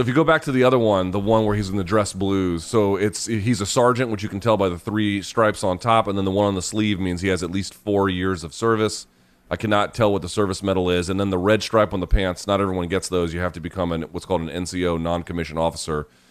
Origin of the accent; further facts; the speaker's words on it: Georgia, United States; I grew up in Georgia